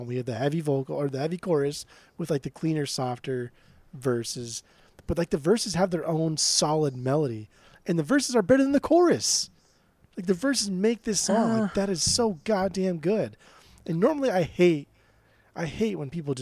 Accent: Orange County, California, United States; we are from Orange County. Yes, we are from California

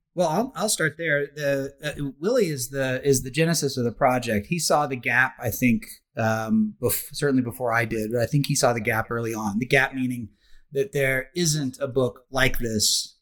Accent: Oklahoma, United States; moved away; I grew up in Oklahoma, uh, which is Indian country, Indian territory

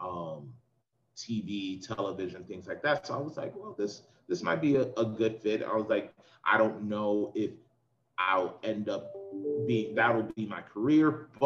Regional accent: New York City, New York, United States; moved away as an adult; also born or lived in West Virginia; I grew up in Queens, New York.

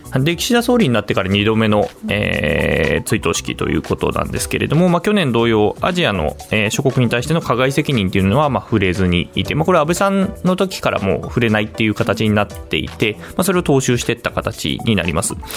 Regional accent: Aizu, Fukushima, Japan; 私は会津出身

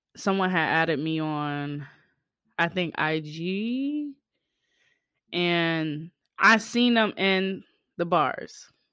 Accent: Boston, Massachusetts, United States; my hometown, Bean Town

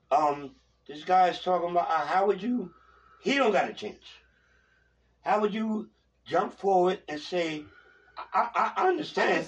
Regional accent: Long Island, Suffolk County, New York, United States; I'm from Long Island

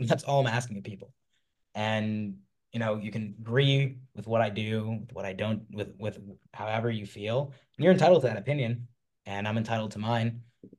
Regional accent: New York, United States; growing up in New York

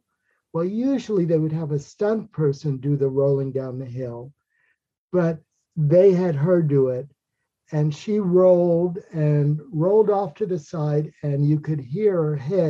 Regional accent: New York, United States; I was born in Manhattan, New York.

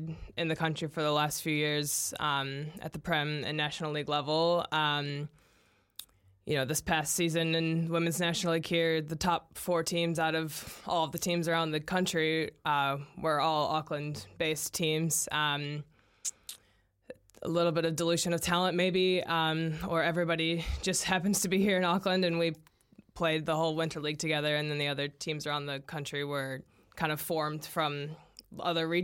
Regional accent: United States; As an American

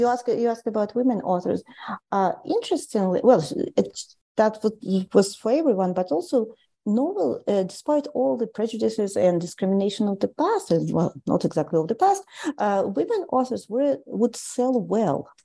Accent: Tallinn, Harju County, Estonia; moved away as an adult; also born or lived in St. Petersburg, Russia; now in Canada; I grew up in Tallinn in Estonia

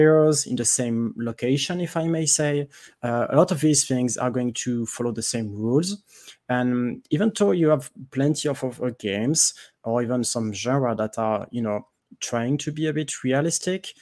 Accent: France; accent: French; English is a second language; I'm French, if you cannot tell from my accent.

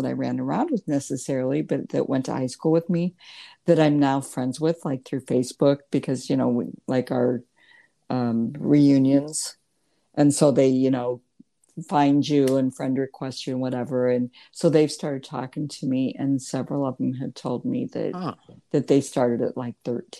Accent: Lincoln, Nebraska, United States; born there; So I went to the University of Nebraska. I was born in Lincoln.

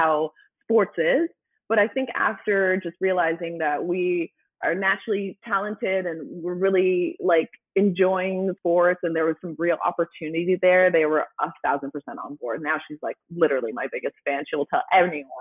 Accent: Canada; now in United States; I'm Canadian

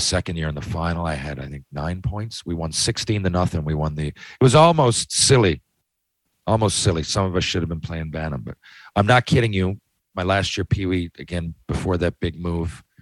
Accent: Mount Pearl, Newfoundland and Labrador, Canada; I grew up in Mount Pearl

